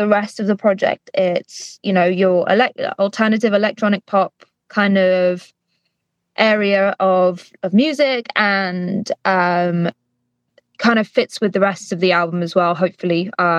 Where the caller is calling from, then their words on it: London, United Kingdom; I am calling from my studio in London